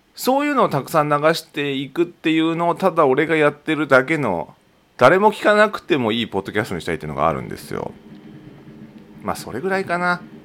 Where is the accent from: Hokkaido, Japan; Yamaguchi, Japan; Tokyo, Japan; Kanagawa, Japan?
Hokkaido, Japan; Tokachi; 地元の十勝